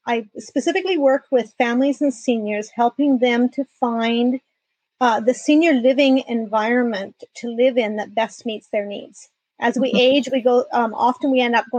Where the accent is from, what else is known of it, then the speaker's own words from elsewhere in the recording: Canada; moved away as an adult; now in San Diego, United States; I am Canadian and moved to San Diego 4 years ago